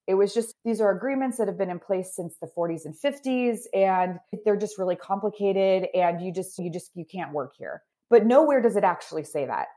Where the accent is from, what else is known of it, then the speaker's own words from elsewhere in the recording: Idaho, United States; moved away as an adult; also born or lived in Seattle; I grew up in Idaho, no connection to the military, moved to Seattle to start my sort of professional career.